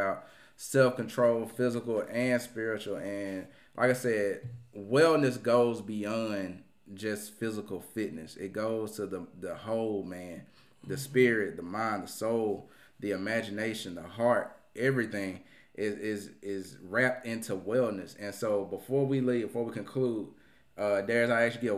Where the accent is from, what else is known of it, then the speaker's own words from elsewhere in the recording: Plantersville, Mississippi, United States; also born or lived in Tupelo, Mississippi; I say I'm from Tupelo because, you know, whatever, but, you know, from small town of Plantersville